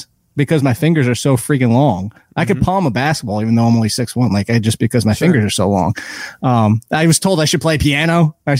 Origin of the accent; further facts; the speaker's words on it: Passaic, New Jersey, United States; Passaic, New Jersey.